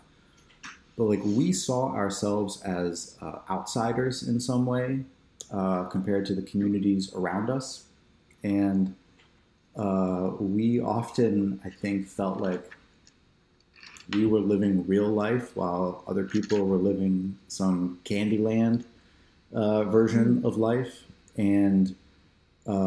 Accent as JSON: {"language": "English", "area": "outside of Philadelphia", "region": "Pennsylvania", "country": "United States", "tie": "born or raised there", "said": "I grew up outside of Philadelphia in Pennsylvania"}